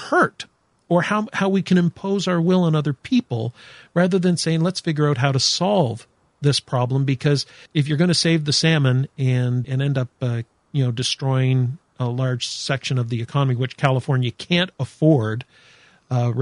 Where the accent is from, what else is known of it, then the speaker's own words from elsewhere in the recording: Canada; I'm from Canada